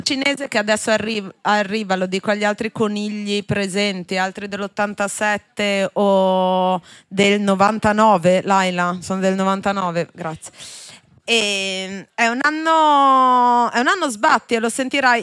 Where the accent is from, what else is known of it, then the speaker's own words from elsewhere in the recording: Genoa, Liguria, Italy; Io sono di Genova